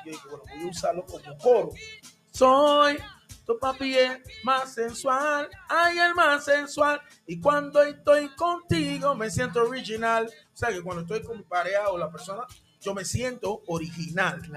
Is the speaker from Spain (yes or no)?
no; Panama; first language English; Spanish is a second language; yo soy de, de ahí mismo de Panamá, pero yo era de la parte donde estaban los gringos, de la ex zona del canal.